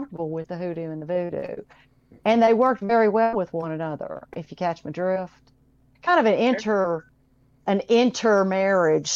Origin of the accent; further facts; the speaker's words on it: New Orleans, Louisiana, United States; I grew up in New Orleans, Louisiana